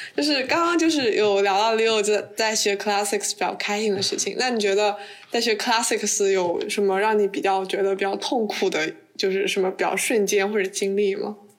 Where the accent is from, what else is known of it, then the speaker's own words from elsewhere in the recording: China; moved away; 只有我一个中国人